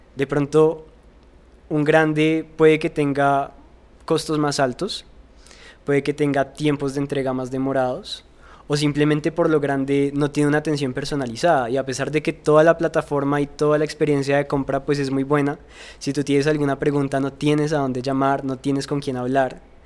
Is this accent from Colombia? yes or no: yes; Colombia; yo soy un joven colombiano